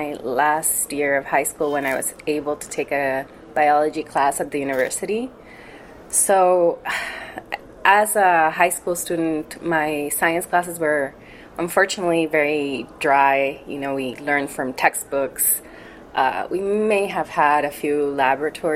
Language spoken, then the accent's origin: English; San Juan, Puerto Rico; I was born in Puerto Rico. I'm from the capital region, San Juan, Puerto Rico.